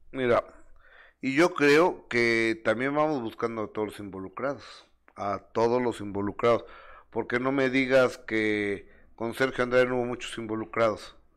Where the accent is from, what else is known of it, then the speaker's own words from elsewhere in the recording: Mexico City, Mexico; de la colonia Roma, de la Ciudad de México donde viví hasta los 16 años